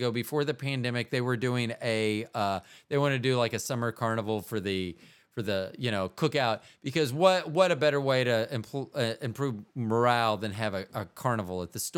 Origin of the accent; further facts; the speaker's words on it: Midwest, United States; that was so different than my me growing up in the Midwest.